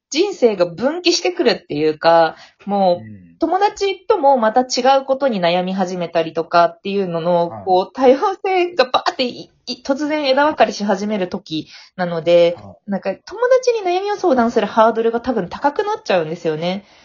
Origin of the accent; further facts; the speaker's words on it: Fukuoka, Japan; 福岡、福岡出身